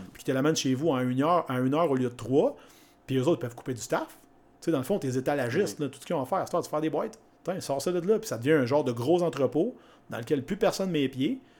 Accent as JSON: {"language": "French", "town": "Shawinigan", "region": "Quebec", "country": "Canada", "said": "Je viens de Shawinigan."}